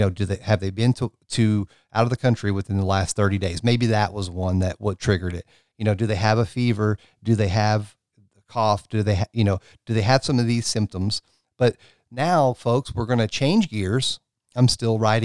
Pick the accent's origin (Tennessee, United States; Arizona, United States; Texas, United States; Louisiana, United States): Tennessee, United States; my home state here of Tennessee